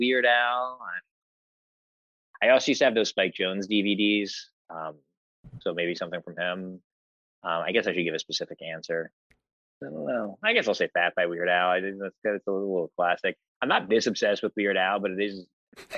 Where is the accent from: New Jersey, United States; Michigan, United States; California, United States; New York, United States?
New Jersey, United States; Cranford; I'm from Cranford